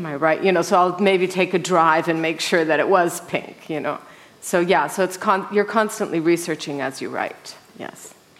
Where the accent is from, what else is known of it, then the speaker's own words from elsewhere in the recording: Mexico; Well, I was raised in Mexico. My parents moved there when I was 6 months old. So I am one of these Mexican women. And so I don't look it. But when I'm in Mexico, I mean, I speak perfect Spanish, I know my way around, I'm from that country.